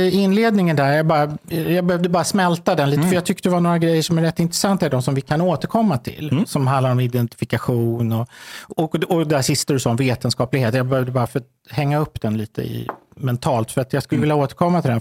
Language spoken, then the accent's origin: Swedish; Stockholm, Stockholm County, Sweden; jag är uppvuxen i Häsbygård